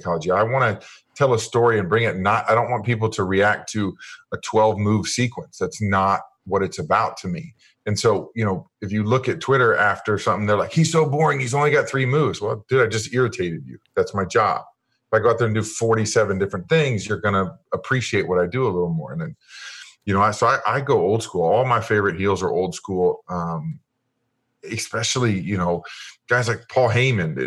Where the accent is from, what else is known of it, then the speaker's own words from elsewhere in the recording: Kansas City, United States; I grew up in Kansas City, and my dad was a huge fan.